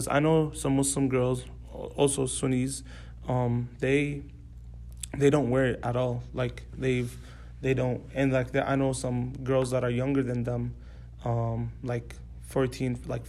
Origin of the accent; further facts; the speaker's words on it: Atlanta, Georgia, United States; also born or lived in Dallas, United States / Saudi Arabia; So I was born in Dallas. I lived there for 2 years, the first 2 years of my life. Then I came here to Atlanta, Georgia. I stayed here when I was 6, and then I moved to Saudi for 10 years.